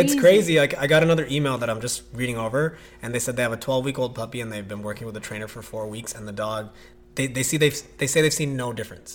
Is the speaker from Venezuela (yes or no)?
no; Toronto, Ontario, Canada; I grew up in Scarborough.